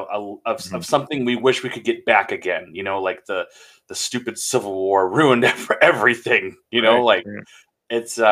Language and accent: English; Minnesota, United States; now in the South, United States; I'm from Minnesota, and there's definitely parts of Minnesota that are very like hick Southern.